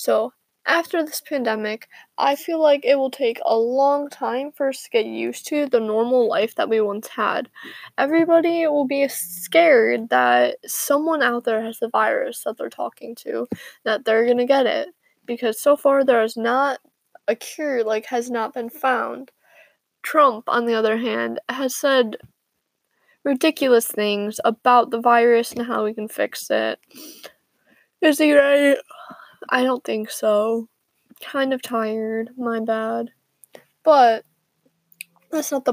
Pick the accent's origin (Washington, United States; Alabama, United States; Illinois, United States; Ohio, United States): Illinois, United States; I am from Illinois